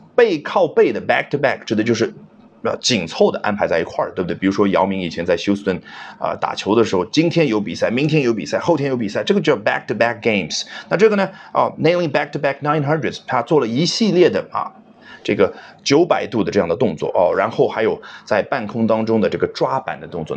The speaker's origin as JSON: {"language": "Chinese", "country": "China", "said": "我们中国人"}